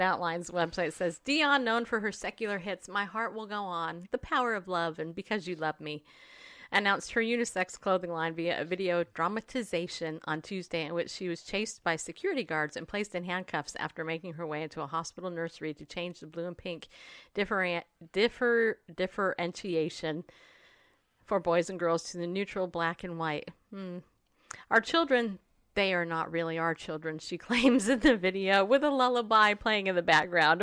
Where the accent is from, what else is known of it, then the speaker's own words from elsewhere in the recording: California, United States; I grew up in California.